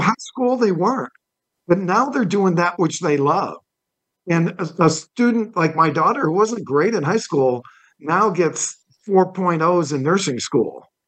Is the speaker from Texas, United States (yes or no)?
no; Toledo, Ohio, United States; I was born in Toledo, Ohio, and my dad was a car dealer